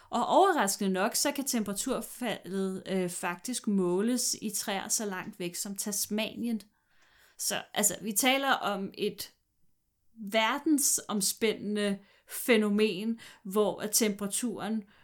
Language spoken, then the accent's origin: Danish; Jutland, Denmark; jeg er fra Jylland